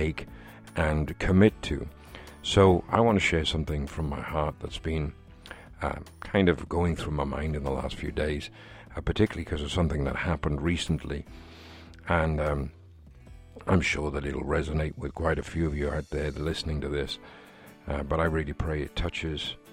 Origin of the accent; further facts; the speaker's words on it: Wales, United Kingdom; here in my home country of Wales